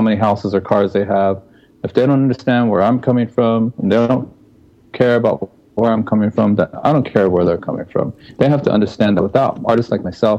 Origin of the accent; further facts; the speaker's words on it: United States; We're Native American people